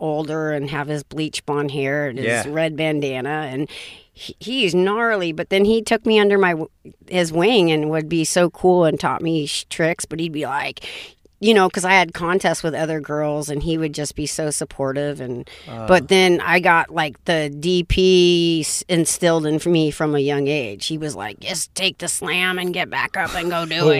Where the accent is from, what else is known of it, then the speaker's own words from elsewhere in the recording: Orange, California, United States; Orange County, the city of Orange, up in those hills right there.